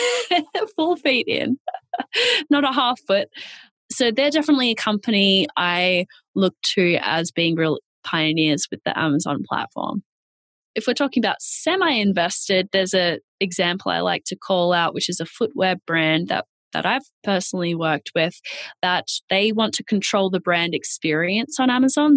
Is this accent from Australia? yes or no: yes; Australia; accent: Australian; moved away as an adult; now in New York, United States; I'm Australian. That's where the accent is from.